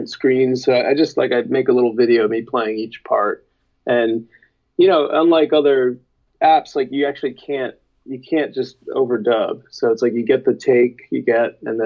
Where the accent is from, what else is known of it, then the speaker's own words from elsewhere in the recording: Teaneck, New Jersey, United States; my hometown in Teaneck, New Jersey